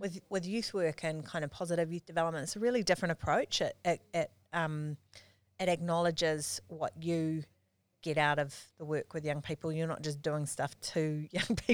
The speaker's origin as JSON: {"language": "English", "region": "Auckland", "country": "New Zealand", "tie": "born or raised there", "also_born_or_lived": "Palmerston North", "said": "I grew up here in, in Auckland. Um, I was born in, uh, in Freeman's Bay in nineteen seventy-eight"}